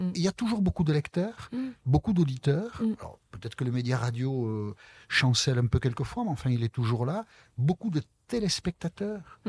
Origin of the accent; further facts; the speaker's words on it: Basque Country, France; je suis originaire du Pays Basque